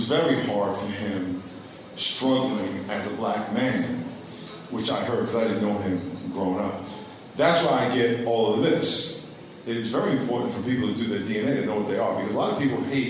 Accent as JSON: {"language": "English", "region": "New York", "country": "United States", "tie": "born or raised there", "also_born_or_lived": "Connecticut / California", "moved": "as an adult", "said": "I grew up in New York, and I went to school in Connecticut"}